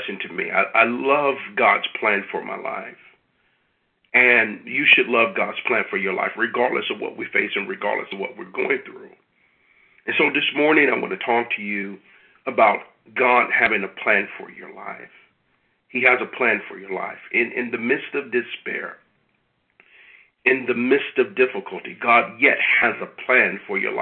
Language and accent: English; United States; those of us who were born here